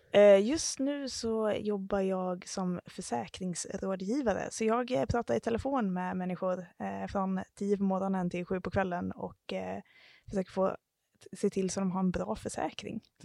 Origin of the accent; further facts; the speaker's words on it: Halmstad, Halland County, Sweden; moved away as an adult; also born or lived in Iceland / New Zealand / Stockholm; vi kommer från Halmstad och eh, nu bor vi faktiskt båda i Halmstad igen